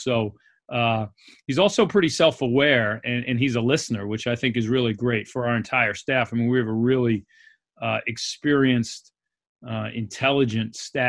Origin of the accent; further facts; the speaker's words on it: New York, United States; I grew up in New York. I went to high school in New York City and college in Central New York to a Division III school, Hamilton College.